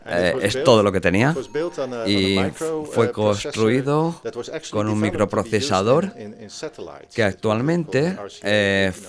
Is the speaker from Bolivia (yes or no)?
no; Netherlands